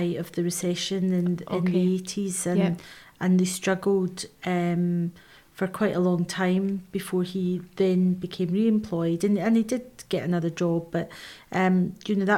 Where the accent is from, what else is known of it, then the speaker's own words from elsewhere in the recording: Cumbernauld, Scotland, United Kingdom; moved away as an adult; also born or lived in Liverpool / Bournemouth; now in Scottish Borders, United Kingdom; I grew up in Cumbernauld in North Lanarkshire, in Glasgow